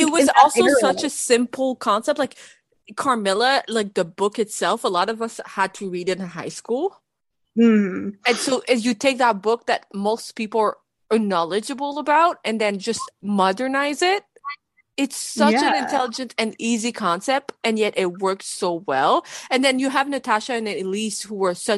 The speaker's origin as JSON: {"language": "English", "town": "Toronto", "region": "Ontario", "country": "Canada", "said": "I'm from Toronto, right? I live in Canada"}